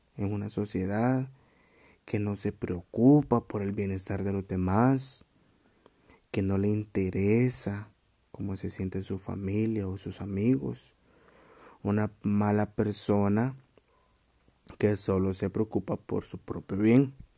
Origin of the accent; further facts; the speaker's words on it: Chiquimula, Guatemala; Soy chapín de corazón.